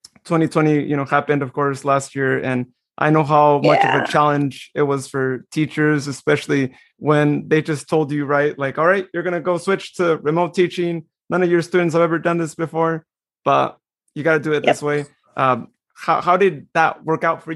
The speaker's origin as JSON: {"language": "English", "town": "Modesto", "region": "California", "country": "United States", "tie": "born or raised there", "said": "growing up in the Valley and going to high school"}